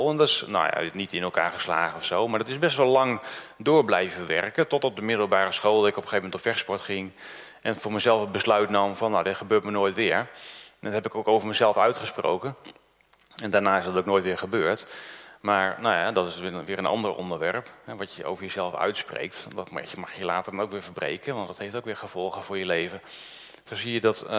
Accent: Groningen, Netherlands; also born or lived in Noord-Holland; ik ben uit Noord-Holland eh, verhuisd naar Groningen. Ik was zeven jaar.

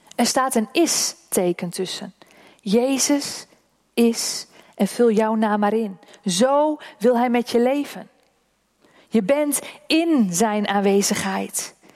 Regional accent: Oldehove, Groningen, Netherlands; Dat is mijn geboortedorp. Die toren staat in Oldhoven.

